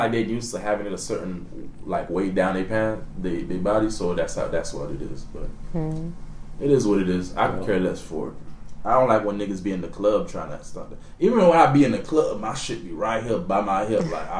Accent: Haiti; now in United States; You know, I'm an island jit. It's different. And it reminds you, I came from Haiti. I wasn't born here.

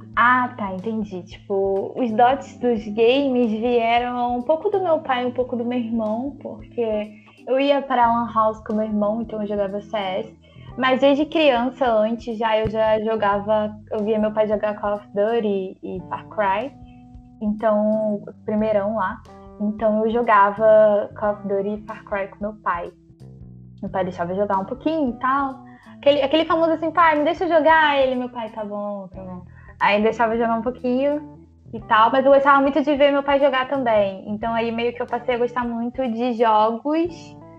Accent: São João de Meriti, Rio de Janeiro, Brazil; Sou da periferia, sou de São João de Meriti

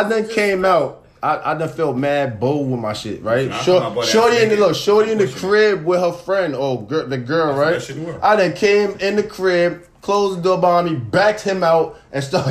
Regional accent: Jamaica; I'm Jamaican.

